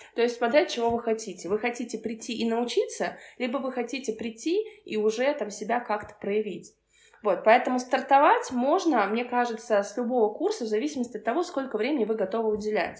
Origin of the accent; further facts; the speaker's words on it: Kursk, Kursk Oblast, Russia; moved away as an adult; now in Moscow, Russia; я вообще родом из Курска и переехала в Москву пять лет назад